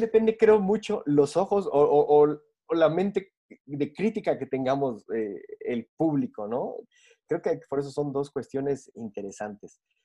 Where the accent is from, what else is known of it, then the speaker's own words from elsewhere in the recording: Mexico; now in Bogotá, Colombia; mexicano, pero ahorita ya estamos viviendo en Bogotá